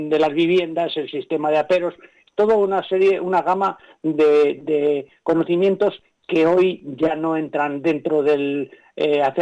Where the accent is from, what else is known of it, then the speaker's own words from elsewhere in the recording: Padilla de Arriba, Castile and León, Spain; Entonces yo, comprendí y pasé a ver lo mismo en mi pueblo. Es decir, Padilla de Arriba, que es mi pueblo, en primera persona explicaba todo lo que había en su ser